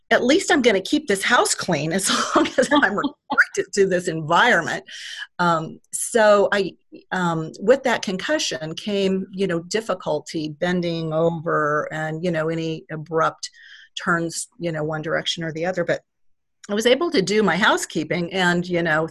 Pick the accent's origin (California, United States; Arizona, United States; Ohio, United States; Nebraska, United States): Nebraska, United States; Nebraska City; I'm a native, actually, of Nebraska City, so I was born and raised here